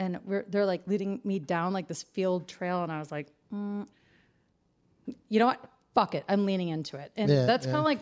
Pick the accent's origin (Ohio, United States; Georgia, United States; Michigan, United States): Michigan, United States; Detroit; I'm from Detroit